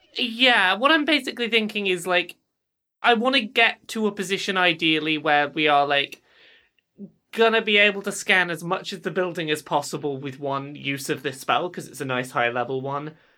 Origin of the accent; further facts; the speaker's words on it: England, United Kingdom; I'm English